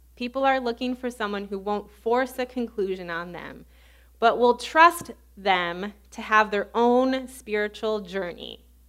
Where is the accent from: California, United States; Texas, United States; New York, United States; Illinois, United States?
Illinois, United States; suburbs of Chicago; accent: Midwestern; moved away as an adult; also born or lived in Baton Rouge, Louisiana; I grew up in the suburbs of Chicago, so I have a very Midwestern accent.